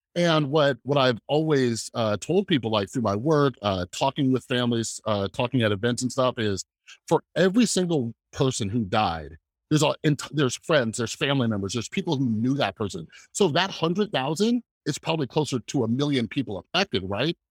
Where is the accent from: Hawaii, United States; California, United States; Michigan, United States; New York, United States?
California, United States; Fresno; moved away; I'm originally from Fresno, California